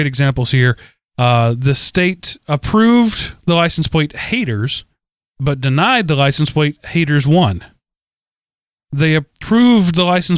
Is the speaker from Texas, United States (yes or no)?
yes; Texas, United States; As a Texan